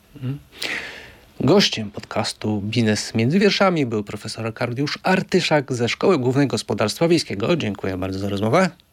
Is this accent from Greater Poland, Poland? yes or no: no; Lublin Voivodeship, Poland; Ja też jestem z Lubelszczyzny. Ja pamiętam, jak moja rodzina jeszcze w latach 80. właśnie, jeżeli było pole do zaorania, no to był koń